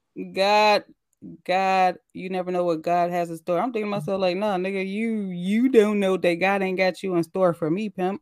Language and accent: English; Midwest, United States; I said the Midwest